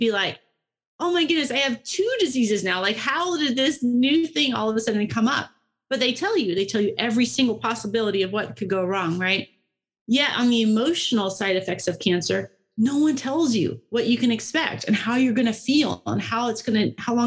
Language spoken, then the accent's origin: English; Tennessee, United States; I grew up in Tennessee and I've almost all my life had a river in my backyard